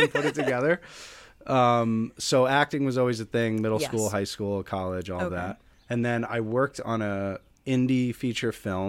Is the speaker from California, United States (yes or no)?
no; New York, United States; I'm from New York. I'm from Westchester, about an hour north of New York City.